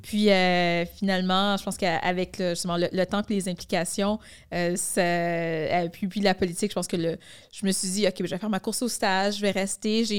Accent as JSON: {"language": "French", "town": "Montreal", "region": "Quebec", "country": "Canada", "tie": "born or raised there", "said": "je suis née à Montréal-Nord, je suis grandie à Rivière-des-Prairies, donc je suis une fille de l'Est de Montréal."}